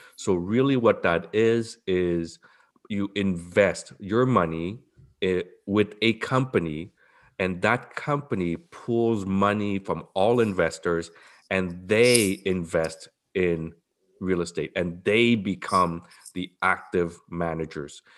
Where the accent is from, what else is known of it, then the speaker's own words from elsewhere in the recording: Montreal, Quebec, Canada; moved away as an adult; now in Toronto, Canada; I'm from Montreal, like you, Bob, I'm from Montreal, I moved here right after residency